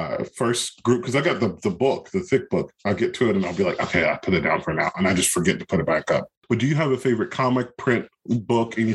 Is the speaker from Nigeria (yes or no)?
no; North Carolina, United States; born or raised there